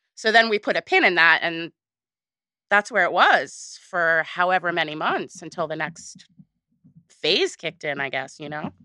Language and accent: English; Woodstock, New York, United States; I grew up in Woodstock. So everybody's jaded there